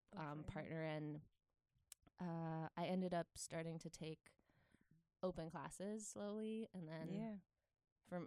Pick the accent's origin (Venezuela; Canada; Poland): Poland; moved away as an adult; also born or lived in Netherlands; I grew up in Poland